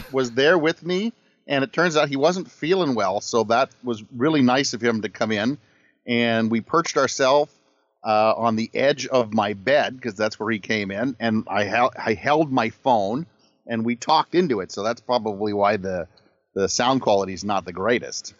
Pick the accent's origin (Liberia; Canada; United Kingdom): Canada; I'm from Canada